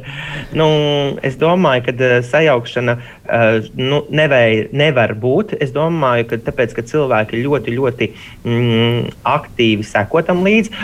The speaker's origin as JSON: {"language": "Latvian", "country": "Latvia", "said": "mēs jau esam tāda latvieši, jau tāda atbalstoša tauta"}